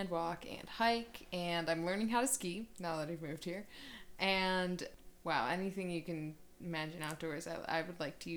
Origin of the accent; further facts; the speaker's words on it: Cleveland, Ohio, United States; moved away as an adult; now in Denver, United States; I'm from Ohio. I grew up near Cleveland, and I moved out here in August